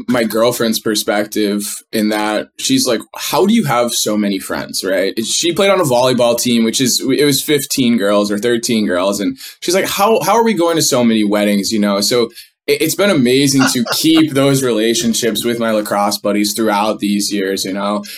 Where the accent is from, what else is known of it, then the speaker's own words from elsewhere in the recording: Northeast, United States; I grew up in the Northeast where kids are handed a stick